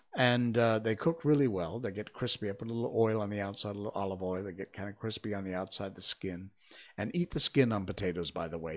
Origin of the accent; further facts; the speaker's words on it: Cornwall, Connecticut, United States; I'm from Cornwall, Connecticut. I was born and grew up in, uh, the first half of my childhood in East Cornwall